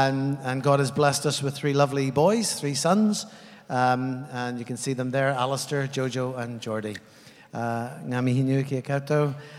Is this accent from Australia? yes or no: no; Ireland; now in New Zealand; I come from Ireland, and I've been on the journey from Ireland for the last 30 years.